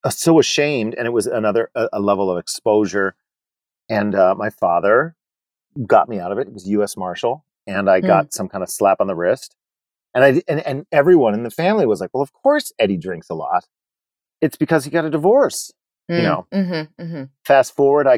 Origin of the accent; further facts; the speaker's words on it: Scranton, Pennsylvania, United States; moved away as an adult; now in Rochester, United States; I grew up in Scranton, Pennsylvania